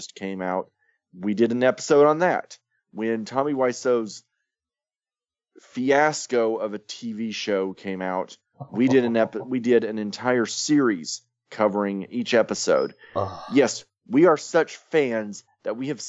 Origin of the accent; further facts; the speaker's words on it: United States; We are, as you might notice, Americans